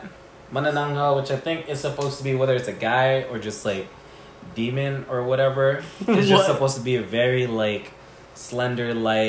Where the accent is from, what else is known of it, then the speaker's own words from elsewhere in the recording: Philippines; now in Seattle, United States; growing up in the Philippines